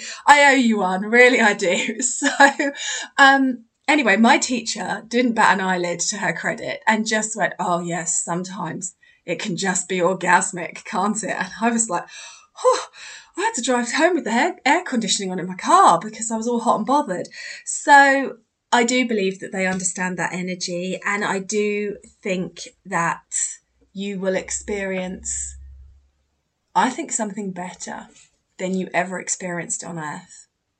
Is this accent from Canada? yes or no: yes; Canada; first language French; English is a second language; English is not my mother tongue. I'm from Canada and I usually speak French. I can understand English very well, but my speaking is not perfect.